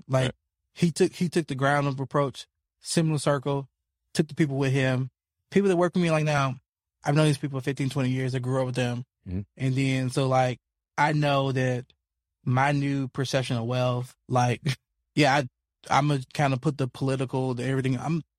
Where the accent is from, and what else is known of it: Memphis, Tennessee, United States; born or raised there